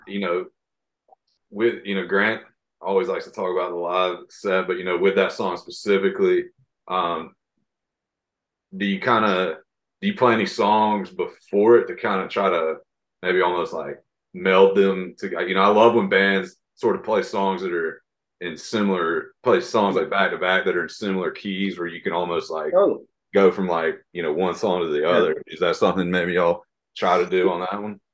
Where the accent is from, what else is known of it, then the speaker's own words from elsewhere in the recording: Athens, Georgia, United States; I'm from up in Northeast Georgia. Been, I was born in Athens